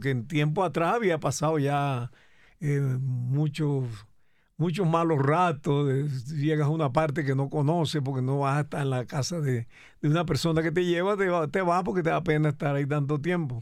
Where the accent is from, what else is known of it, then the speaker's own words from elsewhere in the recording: Cereté, Córdoba, Colombia; accent: costeño; moved away as an adult; also born or lived in Bogotá; yo soy de Cereté Corto